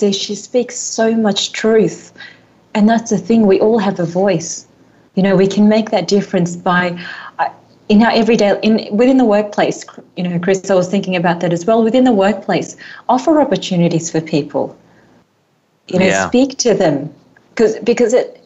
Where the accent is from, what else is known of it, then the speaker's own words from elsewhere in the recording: Australia; I grew up in Australia, born in Australia.